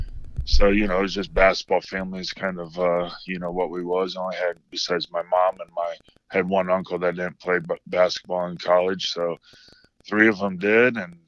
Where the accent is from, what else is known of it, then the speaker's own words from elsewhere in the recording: Kendallville, Indiana, United States; moved away as an adult; also born or lived in Fort Wayne, Indiana / Auburn, Indiana; now in Sacramento, United States; I was born in Fort Wayne, lived there until I was like four, then I think lived 1 year in Auburn, and then moved to Kendallville when I started first grade or kindergarten.